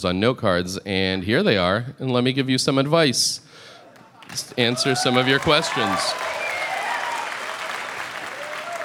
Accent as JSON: {"language": "English", "country": "United States"}